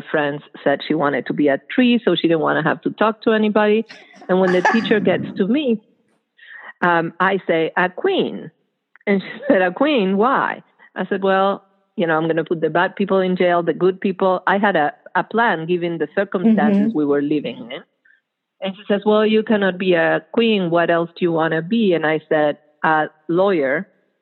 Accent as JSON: {"language": "English", "country": "Argentina", "tie": "born or raised there", "moved": "yes", "said": "That's where I grew up. I grew up in Argentina during the military dictatorship"}